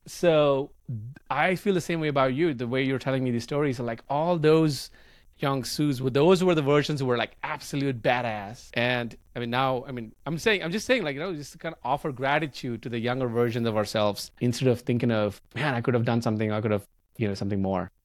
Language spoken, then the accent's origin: English; India; English is a second language; moved away as an adult; my English was terrible back then 'cause I grew up in India